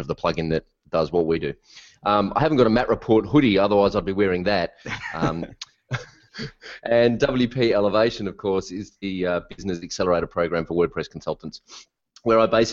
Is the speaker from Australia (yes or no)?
yes; Melbourne, Victoria, Australia; I'm from Melbourne, Australia